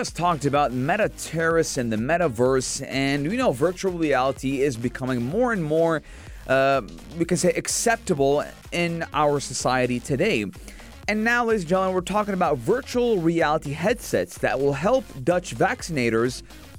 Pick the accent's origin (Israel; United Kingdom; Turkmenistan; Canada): Israel; Acre, Northern District; now in -; Because I am from Akka.